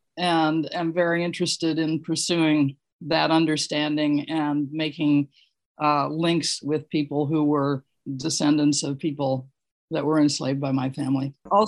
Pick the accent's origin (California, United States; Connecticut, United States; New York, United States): California, United States; now in Takoma Park, United States; I'm not a native. I'm from California. One of my interests is that I am a direct descendant of enslavers